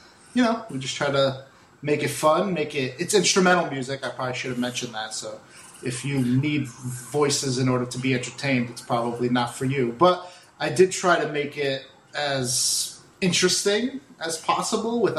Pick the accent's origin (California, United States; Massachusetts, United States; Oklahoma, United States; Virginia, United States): Massachusetts, United States; Boston; moved away as an adult; also born or lived in Portugal; now in Florida, United States; my mom moved to America, and we primarily lived outside of Boston in Massachusetts. I lived there until I was like 26, 27 years old